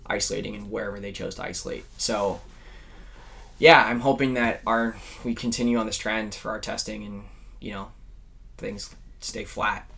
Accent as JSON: {"language": "English", "region": "California", "country": "United States", "tie": "born or raised there", "said": "growing up in California."}